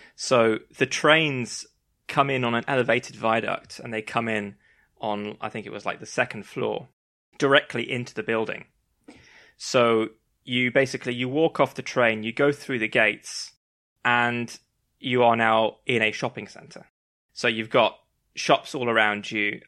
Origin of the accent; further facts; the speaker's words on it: London, United Kingdom; as a Londoner